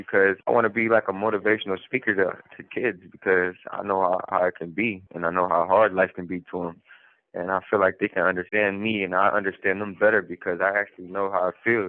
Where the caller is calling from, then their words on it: Warren Correctional Institution, Ohio, United States; I'm calling from Warren Correctional Institution, state of Ohio.